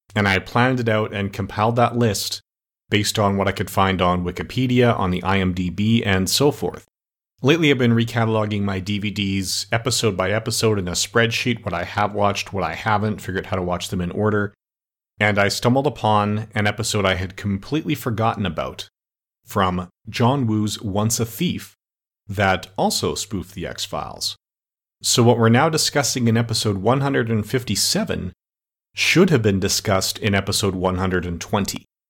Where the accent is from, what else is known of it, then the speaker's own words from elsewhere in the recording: Canada; I'm Canadian